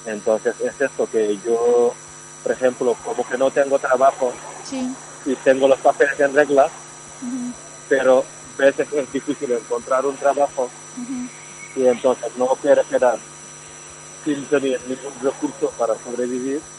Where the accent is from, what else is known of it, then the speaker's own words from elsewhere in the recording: Senegal; Spanish is a second language; Eh, yo soy